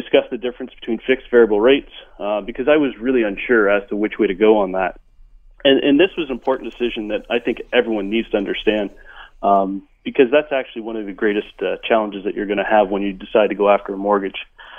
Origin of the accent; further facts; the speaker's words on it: Ontario, Canada; now in Vancouver, Canada; We came from Ontario. Housing in Ontario is considerably less than it is in Vancouver. So when we got here, we had different expectations.